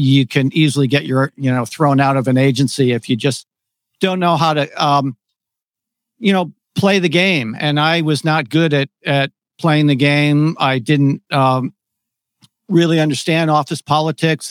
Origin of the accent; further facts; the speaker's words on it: Connecticut, United States; moved away as an adult; also born or lived in New York City; I grew up in Connecticut, and I'm not really a city guy